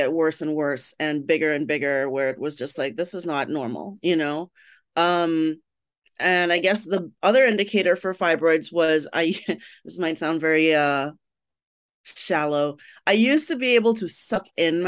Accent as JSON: {"language": "English", "country": "Trinidad & Tobago", "tie": "born or raised there", "also_born_or_lived": "Miami, United States", "moved": "as an adult", "lives_now": "Chicago, United States", "said": "I was born in Trinidad. Trinidad and Tobago is the country, but I was specifically born in Trinidad. I grew up there until about 1998. Then I migrated to America."}